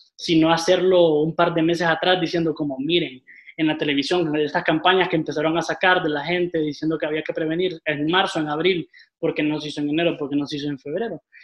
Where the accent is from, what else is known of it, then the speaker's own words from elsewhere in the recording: Tegucigalpa, Francisco Morazán, Honduras; yo soy originario aquí de Tegucigalpa